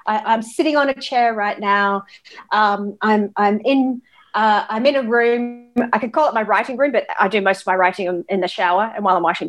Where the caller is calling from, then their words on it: Australia; Okay, so I guess I'm joining you from Australia and from the unceded land of Boon Wurrung country.